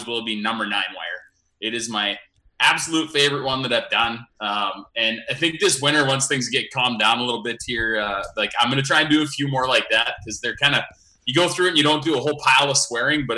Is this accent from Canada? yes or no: yes; Foam Lake, Saskatchewan, Canada; I grew up on the Foam Lake Community Pasture.